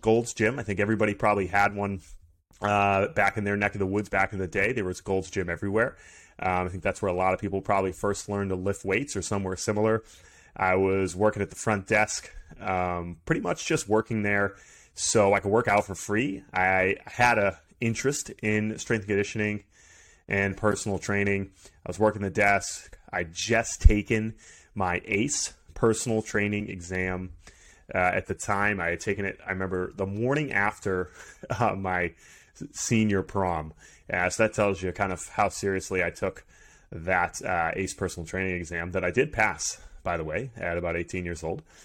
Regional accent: Maynard, Massachusetts, United States; I grew up in Maynard, Massachusetts

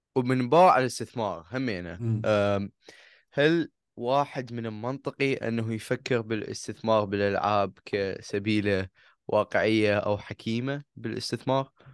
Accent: Iraq; احنا كعراقيين

